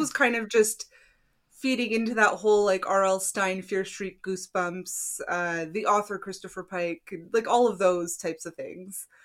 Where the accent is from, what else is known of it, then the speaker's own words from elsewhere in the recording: East Coast, Canada; we're from the East Coast